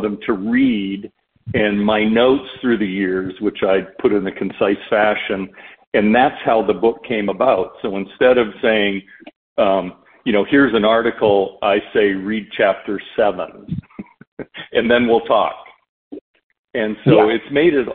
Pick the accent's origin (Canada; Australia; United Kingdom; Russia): Canada; growing up in Canada, my father played in the NHL as well